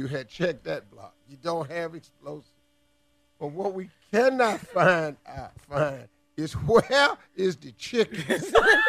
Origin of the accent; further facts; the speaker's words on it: Cleveland, Ohio, United States; I'm from Cleveland. I'll show you pain.